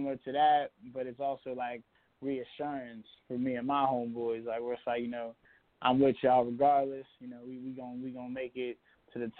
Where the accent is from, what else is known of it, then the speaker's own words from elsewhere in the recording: Pittsburgh, Pennsylvania, United States; I'm from Pittsburgh